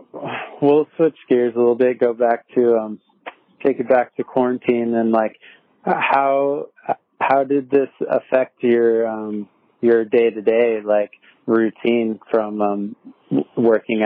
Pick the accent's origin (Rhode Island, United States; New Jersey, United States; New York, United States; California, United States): California, United States; San Diego; moved away as an adult; now in Portland, United States; I grew up in San Diego, me and Ruben both, and, I moved up here a couple of years ago